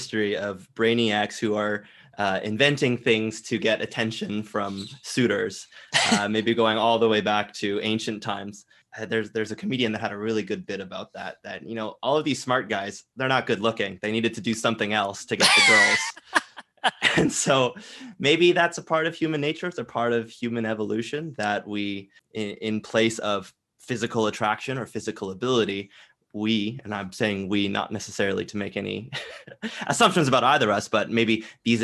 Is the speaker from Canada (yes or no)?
yes; Canada; as a Canadian